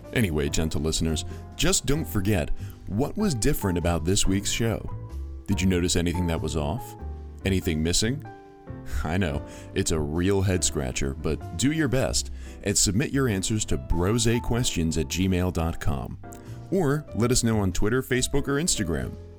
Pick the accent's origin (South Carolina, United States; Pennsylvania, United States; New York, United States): Pennsylvania, United States; Philadelphia; We're from Philly